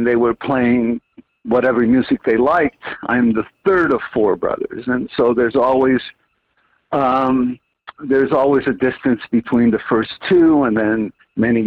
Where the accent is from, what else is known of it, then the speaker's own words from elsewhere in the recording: Montreal, Quebec, Canada; As a Montrealer, born and raised in Montreal